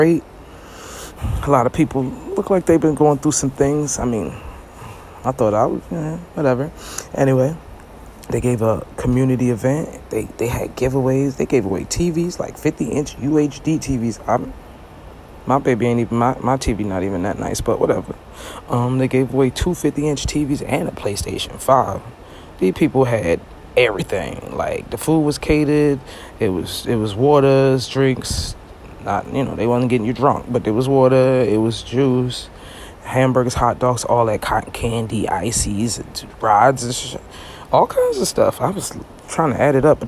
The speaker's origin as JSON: {"language": "English", "town": "New York City", "region": "New York", "country": "United States", "moved": "yes", "lives_now": "Florida, United States", "said": "I'm from Brooklyn, but I live in Florida."}